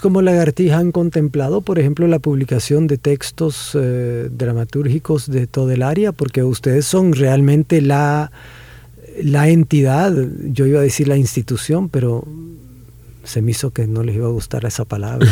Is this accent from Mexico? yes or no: no; El Salvador; nosotros tenemos actores excelentes